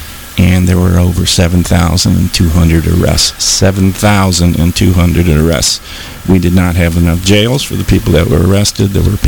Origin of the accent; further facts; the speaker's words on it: Grosse Pointe, Michigan, United States; where I grew up on the Far East Side in suburb Grosse Pointe.